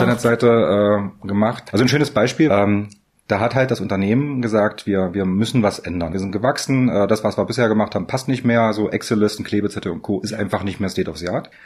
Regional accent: Magdeburg, Saxony-Anhalt, Germany; Ich bin gebürtiger Magdeburger.

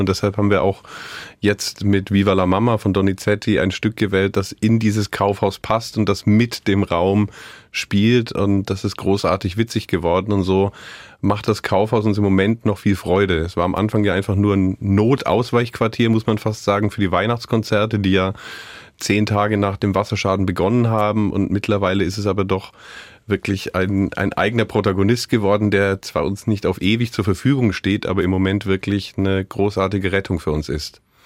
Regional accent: West Germany, Germany; now in Görlitz, Germany; ich als gebürtiger Wessi

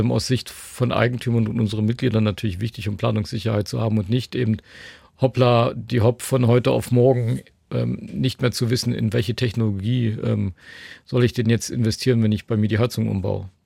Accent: Leipzig, Saxony, Germany; wir sitzen hier in Dresden, ähm, ich komme aus Leipzig

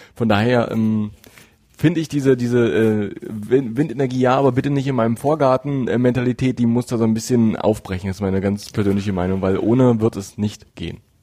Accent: Altmark, Saxony-Anhalt, Germany; ich bin in der Altmark groß geworden

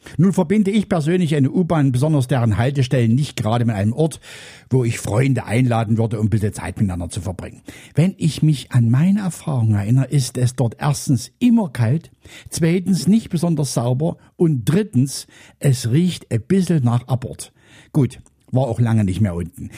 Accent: Central Germany, Germany; hier bei uns in Mitteldeutschland

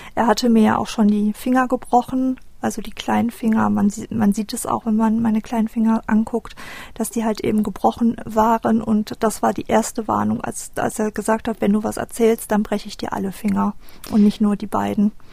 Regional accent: Düsseldorf, North Rhine-Westphalia, Germany; ich bin 1985 in Düsseldorf geboren

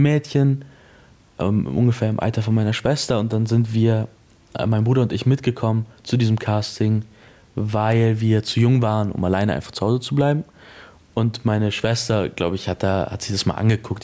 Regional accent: Munich, Bavaria, Germany; ich bin in München groß geworden

